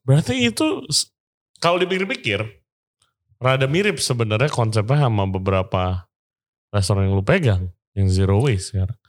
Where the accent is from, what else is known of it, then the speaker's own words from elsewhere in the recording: Jakarta, Indonesia; gue orang Jakarta